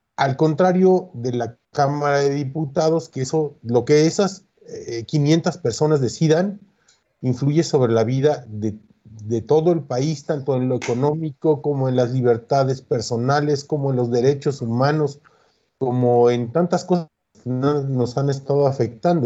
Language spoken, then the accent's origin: Spanish; Mexico; porque somos mexicanos